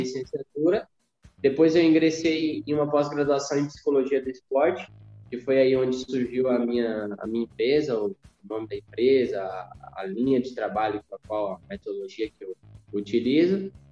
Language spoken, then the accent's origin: Portuguese; Criciúma, Santa Catarina, Brazil; eu nasci em Criciúma, Santa Catarina